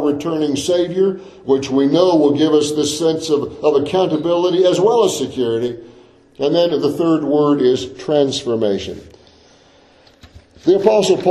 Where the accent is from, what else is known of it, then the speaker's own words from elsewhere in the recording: United States; I was born in the United States of America. I'm an American citizen